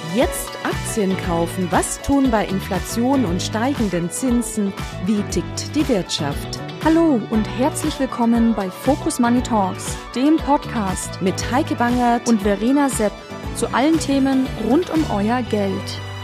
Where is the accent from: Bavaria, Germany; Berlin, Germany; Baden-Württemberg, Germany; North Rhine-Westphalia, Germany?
Baden-Württemberg, Germany; Stuttgart; ich bin in Stuttgart geboren. Es war sehr konservativ. ja. Wir sind dann aufs Land gezogen